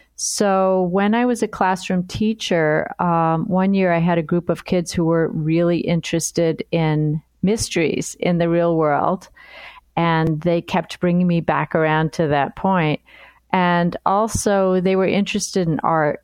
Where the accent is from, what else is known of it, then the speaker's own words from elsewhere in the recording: New York City, New York, United States; moved away as an adult; also born or lived in Nantucket; now in Chicago, United States; I was born in New York City